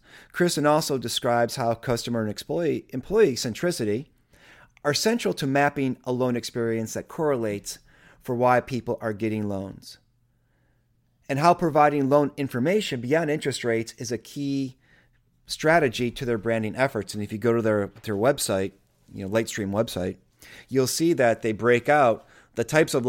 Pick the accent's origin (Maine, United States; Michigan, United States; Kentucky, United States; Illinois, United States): Michigan, United States; Grosse Pointe Park; I'm from Grosse Pointe Park